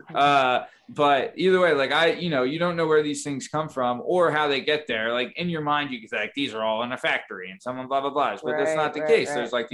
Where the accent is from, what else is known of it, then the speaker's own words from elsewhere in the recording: Thousand Oaks, California, United States; moved away; also born or lived in Simi Valley; I was born in California. I was born in Thousand Oaks, lived in Simi Valley